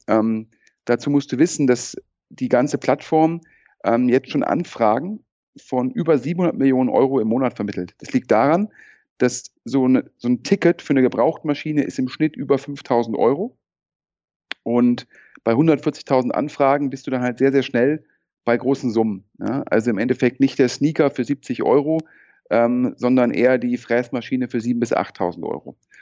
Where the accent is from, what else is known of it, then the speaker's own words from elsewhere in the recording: Düsseldorf, North Rhine-Westphalia, Germany; meine persönliche Düsseldorf-Bindung, ja, äh, bin hierher geboren und aufgewachsen